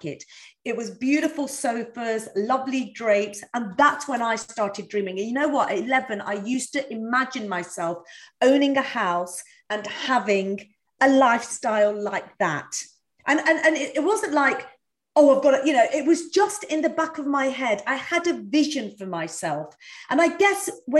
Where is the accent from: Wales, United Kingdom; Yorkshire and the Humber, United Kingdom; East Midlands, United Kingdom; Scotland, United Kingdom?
East Midlands, United Kingdom; I was brought up in East Midlands